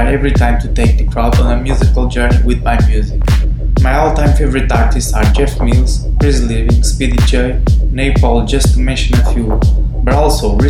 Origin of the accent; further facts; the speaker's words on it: Portugal; I come from Seychelles, Portugal